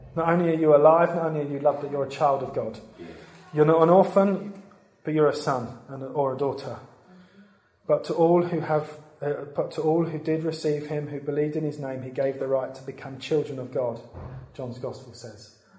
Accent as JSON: {"language": "English", "town": "Brentwood", "region": "East of England", "country": "United Kingdom", "tie": "born or raised there", "said": "I grew up in Brentwood"}